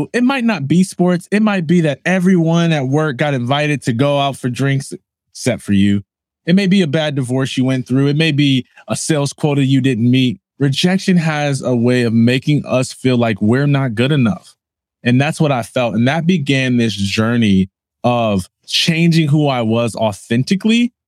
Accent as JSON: {"language": "English", "town": "Jackson", "region": "Michigan", "country": "United States", "tie": "born or raised there", "said": "I am from Jackson, Michigan"}